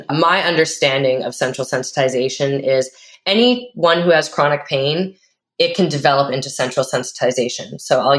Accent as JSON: {"language": "English", "town": "Vancouver", "region": "British Columbia", "country": "Canada", "said": "I'm from Vancouver, Canada"}